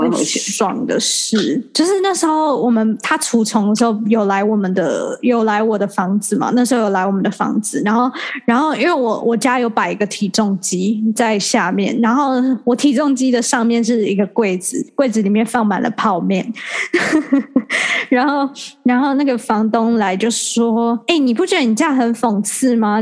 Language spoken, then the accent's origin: Chinese; Taiwan; now in Singapore; 我也是台湾人